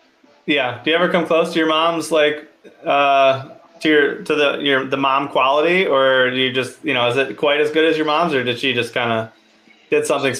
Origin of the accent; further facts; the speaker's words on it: Midwest, United States; I'm from the Midwest